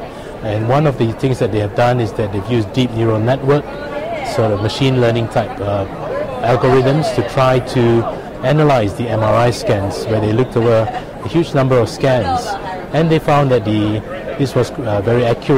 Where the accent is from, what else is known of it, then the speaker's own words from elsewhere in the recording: London, United Kingdom; I'm from London, United Kingdom, reporting here at ACR 23 in San Diego for Rundown.